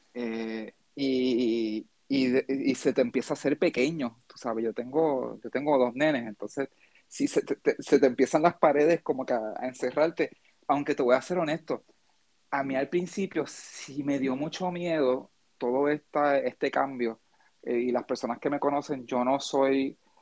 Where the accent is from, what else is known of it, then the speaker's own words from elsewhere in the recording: Puerto Rico; nosotros acá pues hablamos del juego de baloncesto que es lo que la fiebre en Puerto Rico ahora con el baloncesto nacional